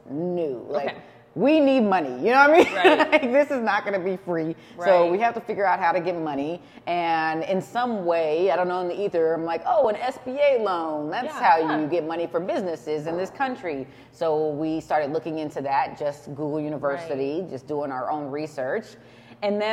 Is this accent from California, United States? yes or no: yes; San Jose, California, United States; we're from San Jose, born and raised